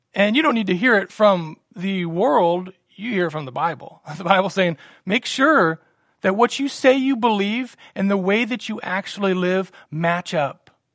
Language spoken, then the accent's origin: English; Salina, United States; also born or lived in Virginia; we got married here in Salina, moved to Virginia, and we were twenty-two hours from home